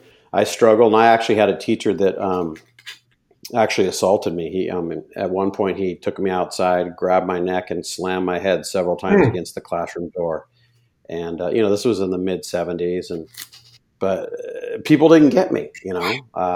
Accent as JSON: {"language": "English", "town": "Davis", "region": "California", "country": "United States", "tie": "born or raised there", "said": "I grew up in Davis, California. And at the time, it was just a small little college town, kind of bloomed and blossomed."}